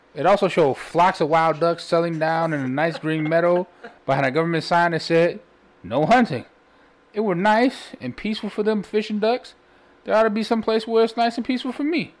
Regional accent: Chicago, Illinois, United States; I'm from Chicago, and my grandmother used to buy a Defender every day

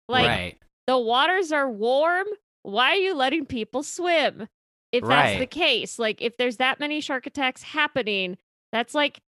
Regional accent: Orange County, California, United States; Listen, Zach and I grew up in Orange County.

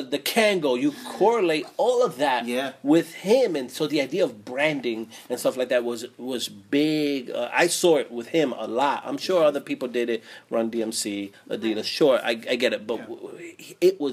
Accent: East Coast, United States; I grew up on the East Coast

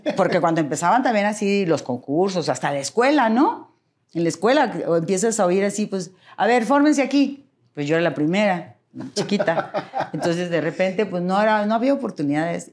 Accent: Monterrey, Nuevo León, Mexico; Nací en Monterrey

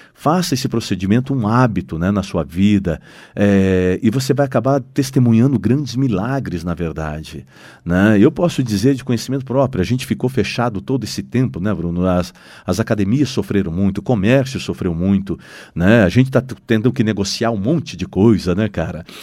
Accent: Londrina, Paraná, Brazil; nós somos londrinenses, nós somos brasileiros

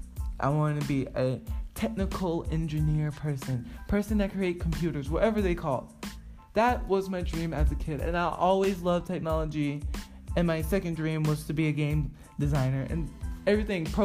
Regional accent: Gwinnett County, Georgia, United States; also born or lived in Savannah, Georgia / Virginia; I grew up mostly in Gwinnett County, but my childhood that I remember as like a little kid was majority in Savannah and Virginia

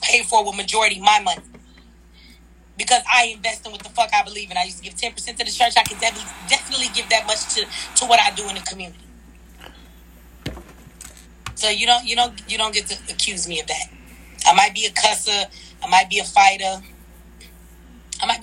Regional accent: Detroit, Michigan, United States; I'm from Detroit

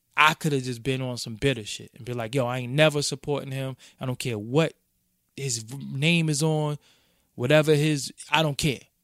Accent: New York City, New York, United States; I'm from Brooklyn

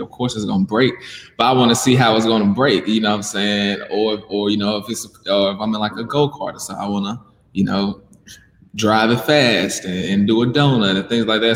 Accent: Mississippi, United States; moved away as an adult; now in Birmingham, United States; I'm from Mississippi. So I lived in Mississippi my whole life before moving here to Birmingham.

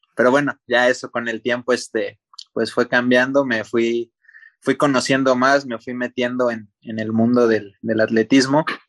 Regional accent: Morelia, Michoacán, Mexico; ahí en, en Morelia, de donde yo soy

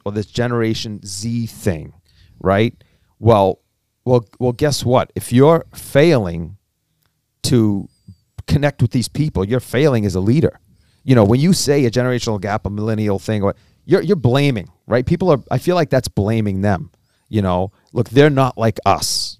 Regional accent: Cambridge, Massachusetts, United States; born and raised in Cambridge

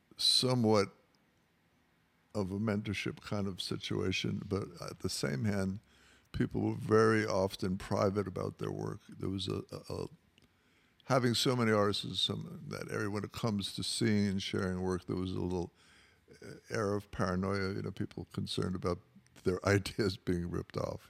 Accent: New York City, New York, United States; moved away as an adult; now in Los Angeles, United States; I grew up in New York, uh, in the Rockaways near the beach

